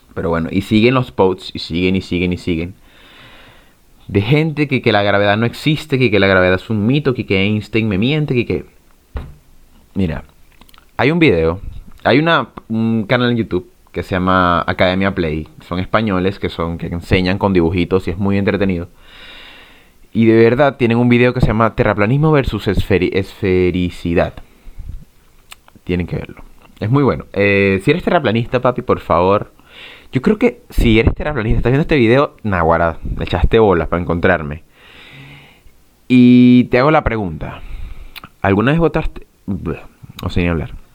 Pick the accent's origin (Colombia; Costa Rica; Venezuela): Venezuela; now in Chile; yo estoy en Chile, ahora no estoy en Venezuela, y soy venezolano